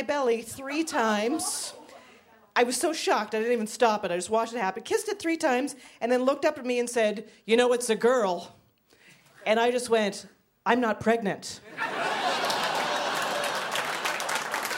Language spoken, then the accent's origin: English; Canada; moved away as an adult; now in Brooklyn, United States; I'm originally from Canada